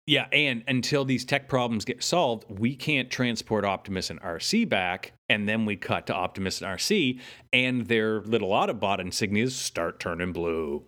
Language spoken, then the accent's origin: English; Canada; we're Canadian